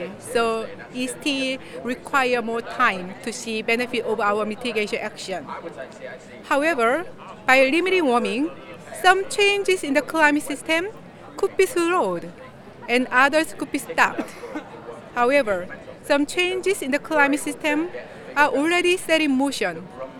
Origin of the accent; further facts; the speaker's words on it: South Korea; I'm from South Korea